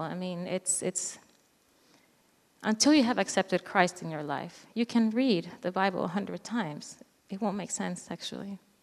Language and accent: English; Venezuela; moved away; I am originally from Venezuela, South America